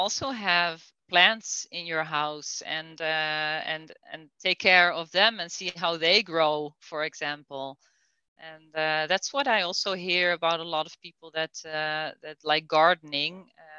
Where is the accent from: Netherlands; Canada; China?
Netherlands; English is a second language; And it's not like I want to talk negative about Holland. I love my home country.